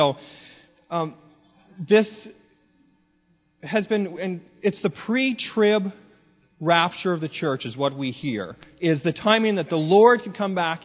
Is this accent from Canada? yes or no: yes; Canada; moved away; I grew up in the Pentecostal Assemblies of Canada, up in Canada